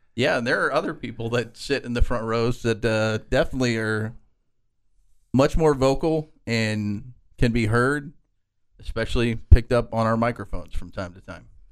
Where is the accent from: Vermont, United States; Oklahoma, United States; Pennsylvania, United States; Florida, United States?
Oklahoma, United States; born or raised there; moved away as an adult; now in Lubbock, United States